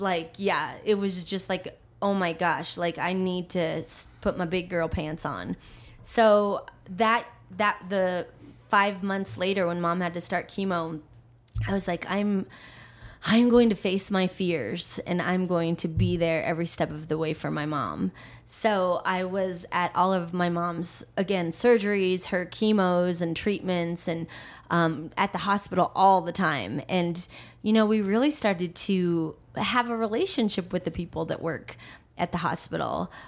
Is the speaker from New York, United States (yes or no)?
no; Aurora, Colorado, United States; also born or lived in Manila, Philippines; I actually um, live back home in the house I grew up